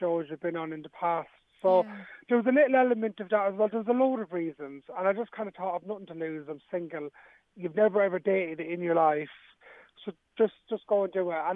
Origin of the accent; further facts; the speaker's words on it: Dublin, Leinster, Ireland; I grew up in Ballymun